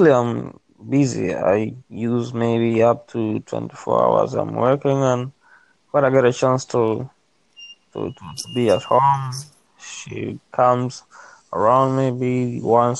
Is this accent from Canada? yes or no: no; Tanzania; I'm from Africa.